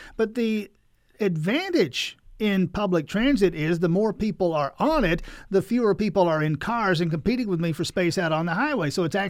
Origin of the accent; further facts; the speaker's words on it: United States; I'm an American.